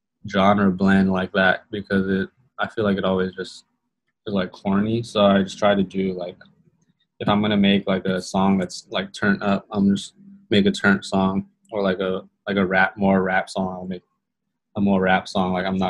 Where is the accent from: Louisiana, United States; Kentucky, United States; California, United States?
California, United States; he used to BMX in Arizona and I was from California and used to skate and like be a little punk.